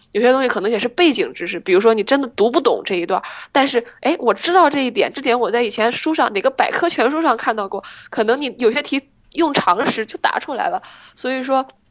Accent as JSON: {"language": "Chinese", "region": "Shandong", "country": "China", "moved": "yes", "said": "决定留学，我觉得跟我在山东关系其实挺大的"}